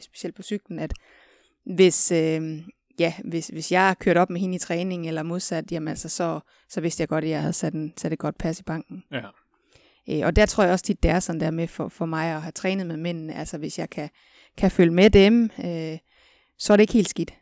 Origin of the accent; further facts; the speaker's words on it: West Jutland, Central Denmark Region, Denmark; nu kommer jeg fra Vestjylland